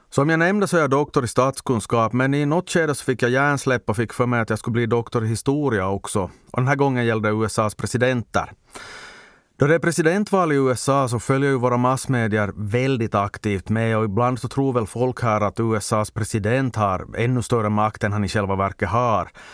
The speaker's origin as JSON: {"language": "Swedish", "region": "Ostrobothnia", "country": "Finland", "said": "jag som svensk österbottning"}